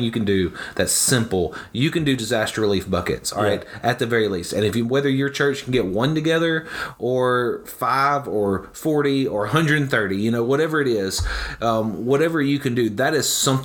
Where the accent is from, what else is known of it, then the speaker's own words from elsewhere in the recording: the South, United States; I'm from the South, and so that means, you know, within a 1 mile radius, there's 7 churches.